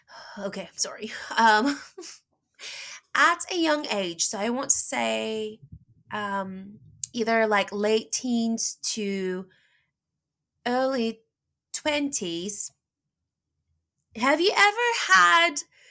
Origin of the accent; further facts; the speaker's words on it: Los Angeles, California, United States; accent: valley girl; English is a second language; my exaggerated accent was valley girlish, like almost kind of a little bit like mine right now, because I was from LA, you know. I learned English